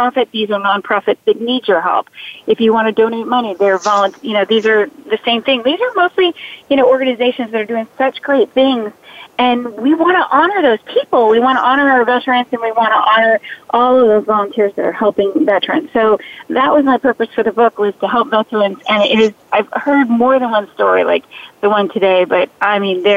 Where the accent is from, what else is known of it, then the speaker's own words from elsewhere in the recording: Key West, Florida, United States; when I was growing up in Key West, Florida